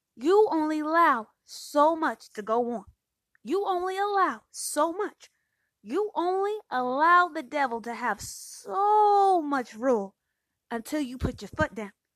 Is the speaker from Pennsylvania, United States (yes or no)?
no; Phoenix, Arizona, United States; I'm from Phoenix